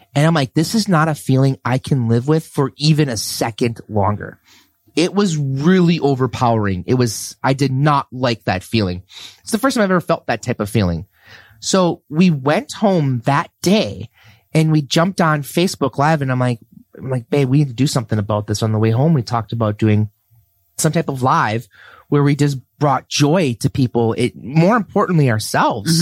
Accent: Red Wing, Minnesota, United States; also born or lived in Saint Cloud, Minnesota / Champlin, Minnesota; I grew up in Red Wing, Minnesota

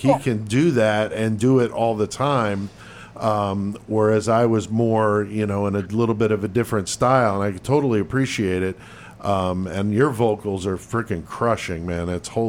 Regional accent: East Coast, United States; moved away; I'm originally from the East Coast. I moved out here to the Midwest in 90

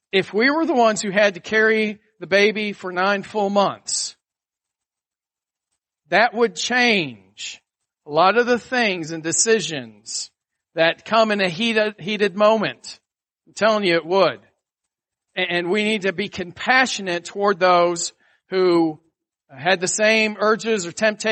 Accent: Atlanta, Georgia, United States; also born or lived in Buffalo, New York; you're born in Buffalo, New York, and then you move to Atlanta, Georgia in the fourth grade.

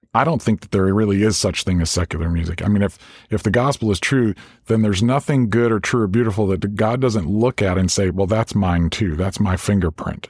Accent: South Central and Central Illinois, United States; I grew up in South Central and Central Illinois, kind of in the country there

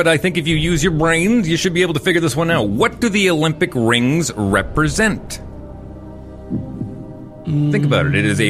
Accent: Fort McMurray, Alberta, Canada; moved away; also born or lived in Newfoundland; I'm just an adopted Newfoundlander, being born and raised in Fort McMurray.

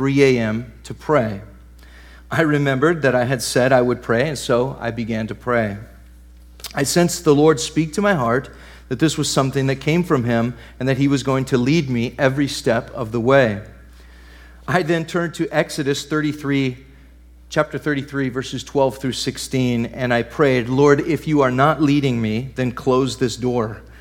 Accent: Fernley, Nevada, United States; now in Paris, Texas, United States; I grew up right outside of Reno in a little town called Fernley, Nevada.

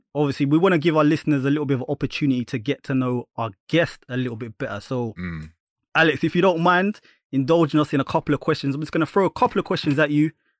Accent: St. Lucia; I'm a proud St. Lucian.

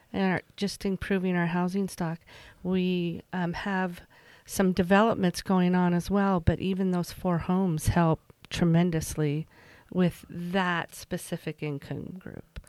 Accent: Emery County, Utah, United States; moved away as an adult; also born or lived in Virginia Beach, Virginia / Price, Utah / Sandy, Utah; I grew up in Emory County. I graduated from Emory County High

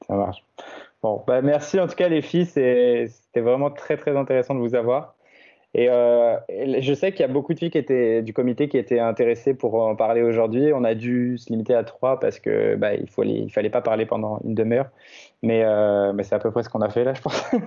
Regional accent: France; now in Canada; mon pays d'origine, la France

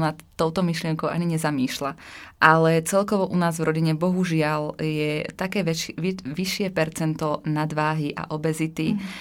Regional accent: Slovakia; som zo Slovenska a mhm. vyrastala som e, v takej malej dedinke.

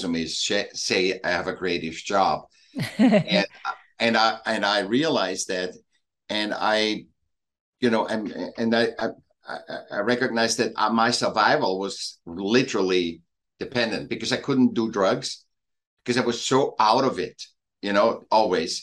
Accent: Vienna, Austria; moved away as an adult; now in Laguna Beach, United States; I was born in Vienna, and I moved here when I was 18 or 20.

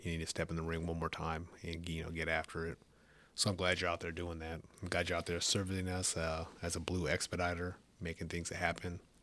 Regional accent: California, United States; moved away as an adult; I grew up in California

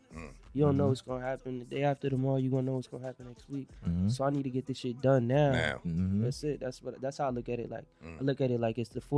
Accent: Brockton, Massachusetts, United States; Like I'm really from the Southside, born and raised.

